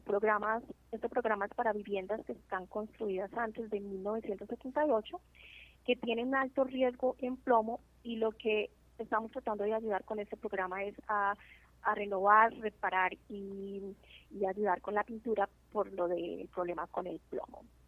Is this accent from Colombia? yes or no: yes; Colombia; now in New Jersey, United States; yo soy de Colombia y es un orgullo para mí como latina